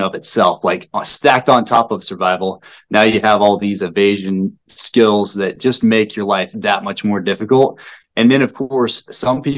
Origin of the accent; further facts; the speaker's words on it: Kamiah, Idaho, United States; moved away as an adult; also born or lived in Spokane, Washington; as I was growing up in the Pacific Northwest, specifically in a little known town of Kamiai, Idaho